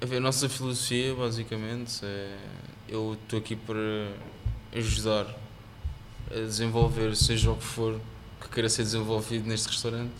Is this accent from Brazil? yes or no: no; Almada, Setúbal, Portugal; also born or lived in Singapore; cresci em Almada e como já disse no bairro